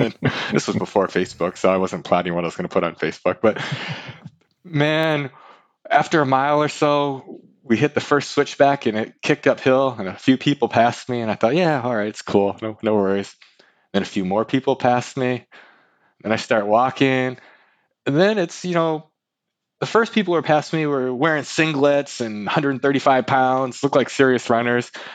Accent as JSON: {"language": "English", "town": "Lansing", "region": "Michigan", "country": "United States", "tie": "born or raised there", "moved": "as an adult", "lives_now": "Bay Area, United States", "said": "I'm from from Lansing, Michigan. That's where I went to high school"}